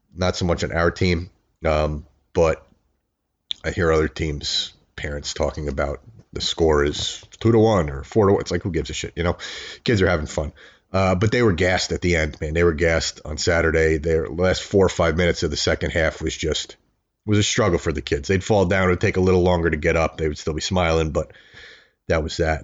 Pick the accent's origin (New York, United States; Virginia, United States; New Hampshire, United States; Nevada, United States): New York, United States; Long Island; I grew up in the eighties in Long Island